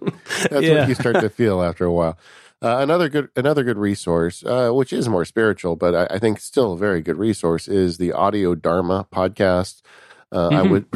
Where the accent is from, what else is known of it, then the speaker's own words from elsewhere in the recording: California, United States; I'm from California, guys. Guacamole is our national food here.